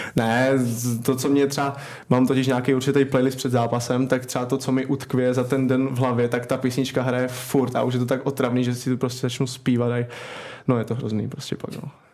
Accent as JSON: {"language": "Czech", "town": "Kroměříž", "region": "Zlín Region", "country": "Czechia", "tie": "born or raised there", "also_born_or_lived": "Vsetín", "moved": "as an adult", "lives_now": "Tampere, Finland", "said": "vyrůstal jsem nebo začal jsem v Kroměříži"}